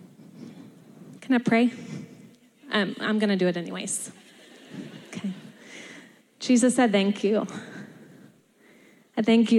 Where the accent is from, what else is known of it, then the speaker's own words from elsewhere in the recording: Texas, United States; moved away as an adult; I am from Texas, and I say y'all, and I've been here almost 9 years